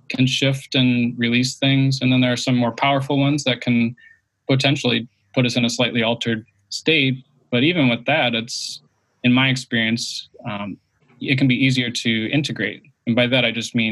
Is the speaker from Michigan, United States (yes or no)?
yes; Detroit, Michigan, United States; moved away as an adult; now in California, United States; I'm from Detroit originally, and I've lived in all different kinds of places, while moving around, being kind of nomadic